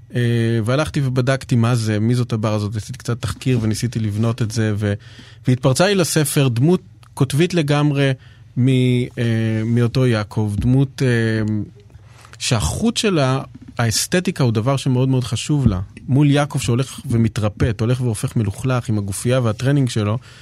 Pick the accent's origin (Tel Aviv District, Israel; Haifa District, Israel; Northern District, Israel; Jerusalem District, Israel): Jerusalem District, Israel; Jerusalem; אני בא מירושלים